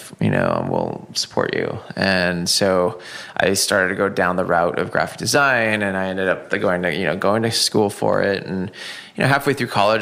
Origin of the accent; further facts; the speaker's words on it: Seattle, Washington, United States; born and raised in Seattle